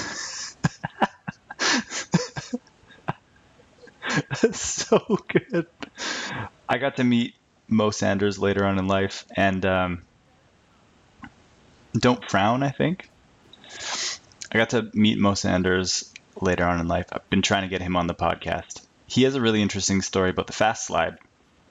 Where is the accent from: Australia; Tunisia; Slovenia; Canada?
Canada; as a Canadian